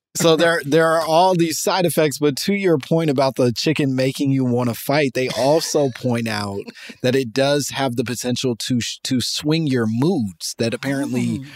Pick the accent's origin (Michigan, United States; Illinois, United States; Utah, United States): Illinois, United States; Chicago; I'm from Chicago